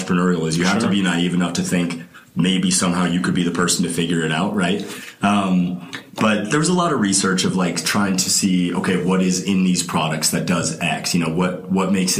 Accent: Boulder, Colorado, United States; growing up in Boulder

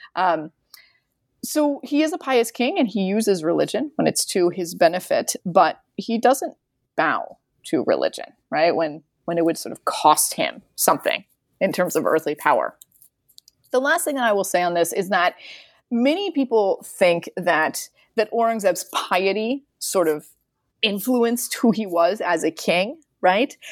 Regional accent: United States; I'm an American

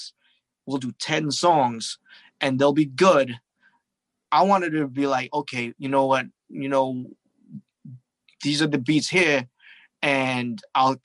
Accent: Toronto, Ontario, Canada; I'm from Toronto too

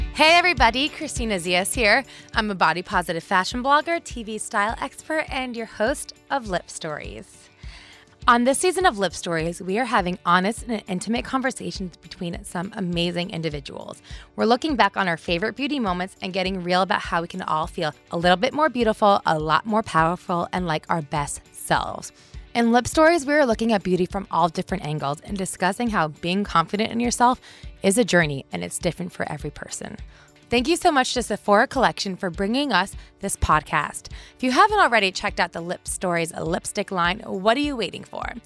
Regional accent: New Jersey, United States; I grew up in New Jersey, too

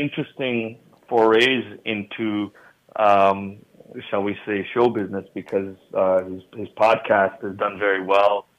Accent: United States; growing up in America, I think, um, you, you know, it's. Uh, being American born, I, I still consider myself very much an American product

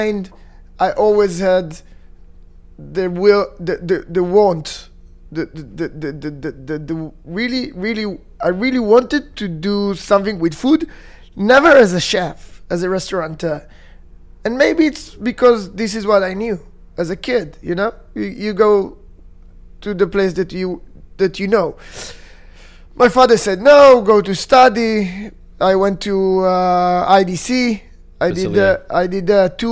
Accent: Tel Aviv, Tel Aviv District, Israel; I'm born and raised in Tel Aviv.

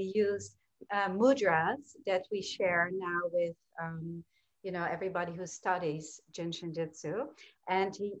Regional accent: Amsterdam, North Holland, Netherlands; moved away as an adult; also born or lived in New York; I was born and raised in Amsterdam, Holland. And when I was 18, I moved to New York

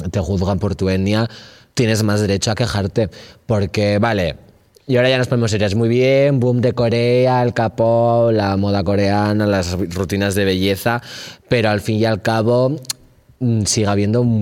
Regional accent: León, Castile and León, Spain; Torres no, y soy de León. La gente de León me odia, de hecho

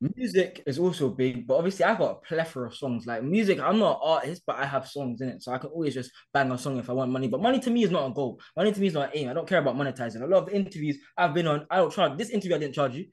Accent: London, United Kingdom; I grew up in Hackney.

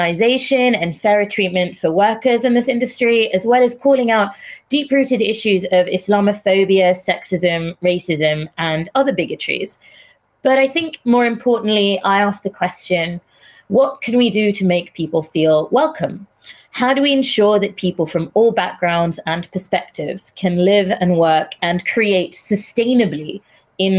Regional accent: India; now in United Kingdom; I'm Indian, not British Indian, as people assume, entirely Indian.

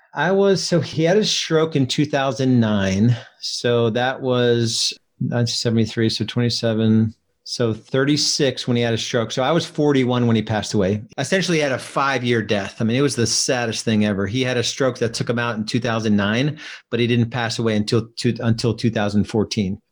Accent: New Jersey, United States; moved away as an adult; now in Charlotte, United States; I live in Charlotte, North Carolina now. When I was 28, I moved from New Jersey.

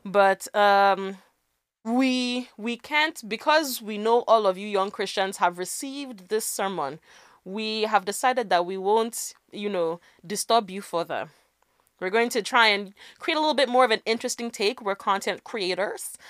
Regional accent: Nigeria; as a Nigerian

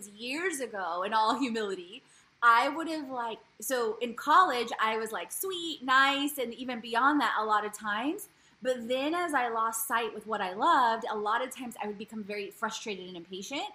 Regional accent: Poland; now in United States; I was born in Poland, and my mom's Polish, and my dad's Bulgarian

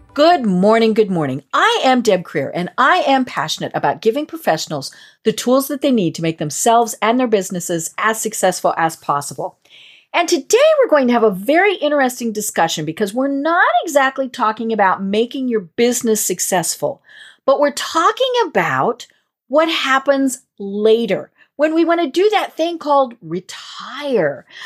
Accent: Colorado, United States; born or raised there

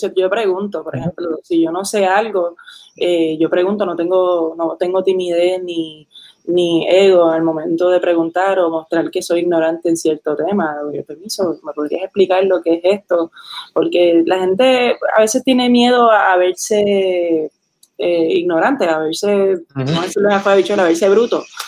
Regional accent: Puerto Rico; also born or lived in New Hampshire, United States / Caguas / Manatí / Ponce; now in San Juan, Puerto Rico; yo me crié en Puerto Rico, mis papás son puertorriqueños

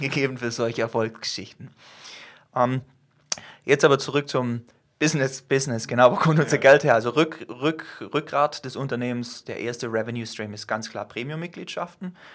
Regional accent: Germany; wir als Deutsche, zähle ich mich selber dazu

